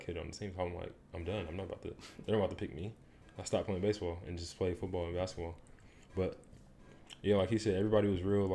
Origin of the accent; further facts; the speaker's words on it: Detroit, Michigan, United States; moved away as an adult; also born or lived in Indianapolis; I'm from Detroit.